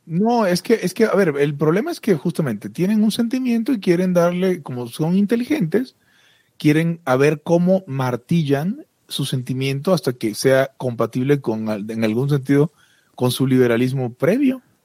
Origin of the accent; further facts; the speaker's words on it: Mexico; como los mexas